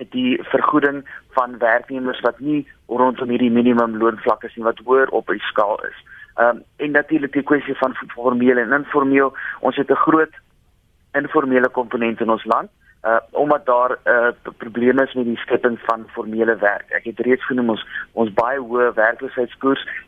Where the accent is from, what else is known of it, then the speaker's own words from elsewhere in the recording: South Africa; as Suid-Afrikaners